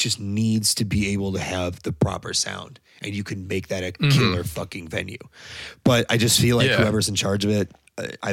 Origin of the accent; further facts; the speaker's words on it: Naperville, Illinois, United States; I'm from the Naperville, like Aurora area